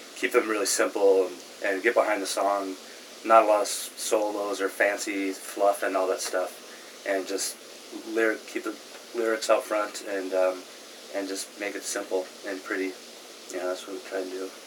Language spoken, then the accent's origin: English; San Francisco, California, United States; moved away; also born or lived in Olympia; I grew up in San Francisco playing rock and roll and punk rock